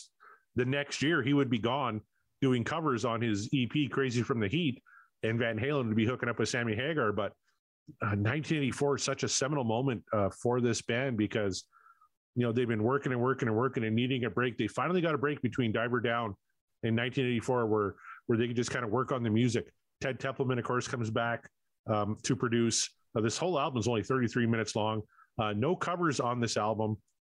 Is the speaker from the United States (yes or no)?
no; Canada; not MTV, because I'm Canadian, I was watching Much Music